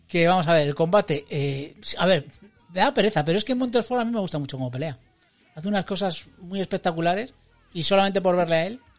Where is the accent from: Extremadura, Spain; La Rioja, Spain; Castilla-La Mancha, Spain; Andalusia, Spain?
La Rioja, Spain; Logroño; Yo soy samoano de Logroño